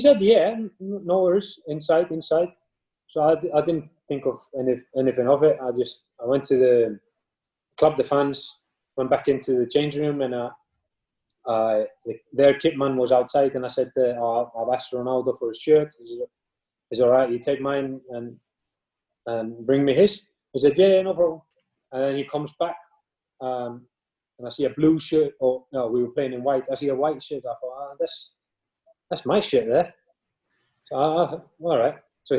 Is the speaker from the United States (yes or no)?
no; northern Iceland, Iceland; moved away; also born or lived in Cardiff; I'm from a town in north of Iceland who it's a rough place during winter